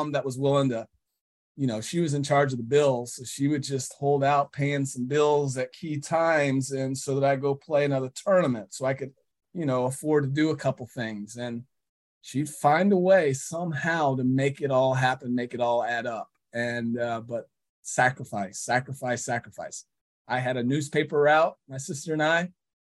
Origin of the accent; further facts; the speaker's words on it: Huntsville, Alabama, United States; I grew up in Huntsville, Alabama